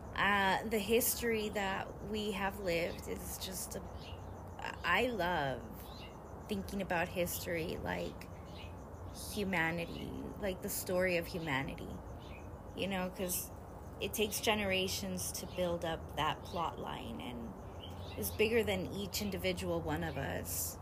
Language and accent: English; United States; being American